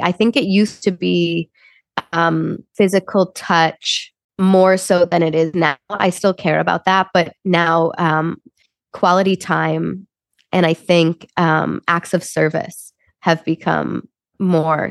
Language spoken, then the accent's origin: English; Chicago, Illinois, United States; moved away as an adult; also born or lived in Wisconsin; now in Los Angeles, United States; I grew up in Chicago. So uh, I was born and raised there. I think I'm very much a Midwest girl through and through